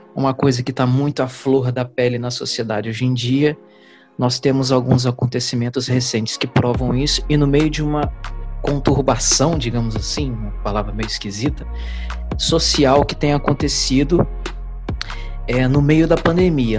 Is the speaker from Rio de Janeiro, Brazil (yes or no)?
yes; Bom Jesus do Itabapoana, Rio de Janeiro, Brazil; de Bom Jesus do Itapuã